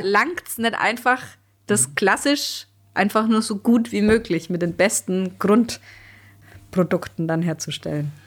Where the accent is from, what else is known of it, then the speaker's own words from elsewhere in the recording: Germany; bei uns in Deutschland